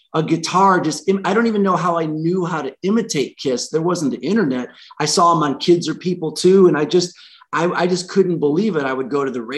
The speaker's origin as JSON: {"language": "English", "town": "Grosse Pointe", "region": "Michigan", "country": "United States", "tie": "born or raised there", "also_born_or_lived": "Nashville, Tennessee", "said": "I grew up in Grosse Pointe"}